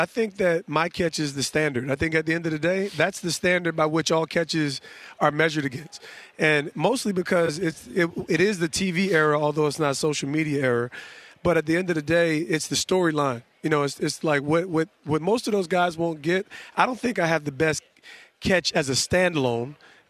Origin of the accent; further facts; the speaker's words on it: East Orange, New Jersey, United States; I'm a kid from Jersey, from East Orange, Essex County, Montclair, New Jersey. I have no business here.